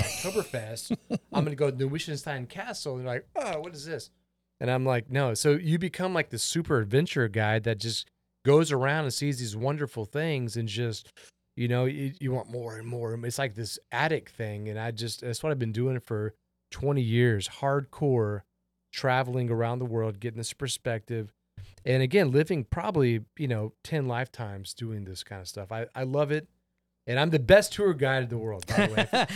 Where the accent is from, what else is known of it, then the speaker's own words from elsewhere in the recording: Houston, Texas, United States; I'm from Houston, Texas